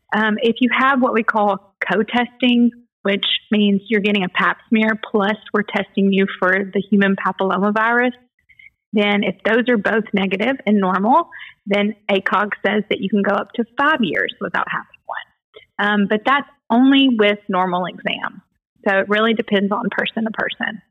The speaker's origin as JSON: {"language": "English", "town": "Dyersburg", "region": "Tennessee", "country": "United States", "tie": "born or raised there", "said": "I'm from Dyersburg, was born and raised in Dyersburg"}